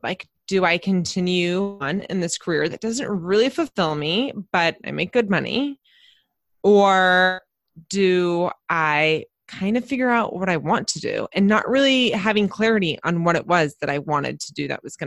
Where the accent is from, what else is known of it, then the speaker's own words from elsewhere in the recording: San Diego, California, United States; I live in San Diego, California, and I'm actually from San Diego. So there's not many of us that are full on natives.